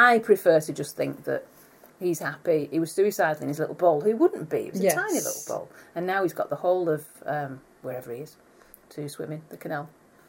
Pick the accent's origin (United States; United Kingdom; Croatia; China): United Kingdom; we are British.